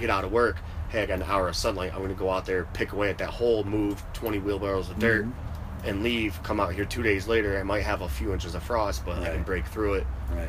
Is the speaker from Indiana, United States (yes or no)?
no; Northern Connecticut, United States; And then we have Northern Connecticut.